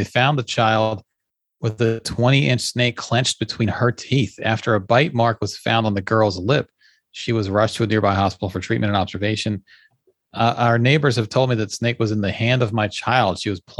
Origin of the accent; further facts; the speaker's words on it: Jamaica; now in Japan; I'm Jamaican.